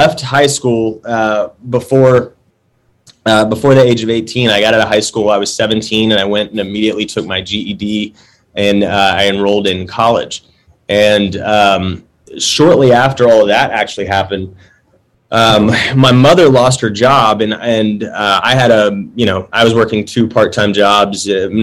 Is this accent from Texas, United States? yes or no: yes; Dallas, Texas, United States; I was born and raised in Dallas